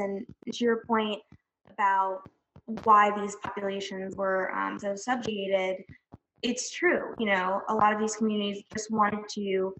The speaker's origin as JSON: {"language": "English", "town": "New Orleans", "region": "Louisiana", "country": "United States", "said": "I'm originally from New Orleans, so I also have a soft spot for that city."}